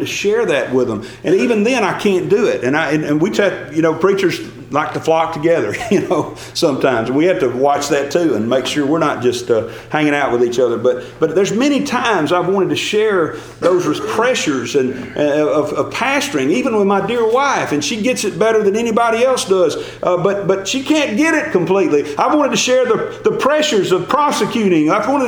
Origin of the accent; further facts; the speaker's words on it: Gordo, Alabama, United States; I'm from Gordo, Alabama.